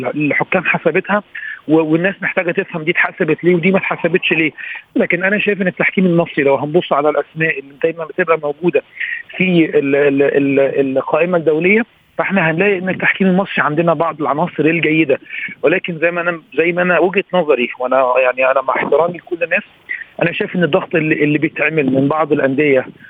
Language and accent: Arabic; Egypt; احنا كمصريين